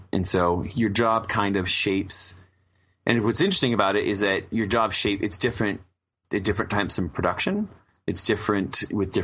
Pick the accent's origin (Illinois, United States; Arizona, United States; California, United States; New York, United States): California, United States; Southern; I'm born and raised in Southern California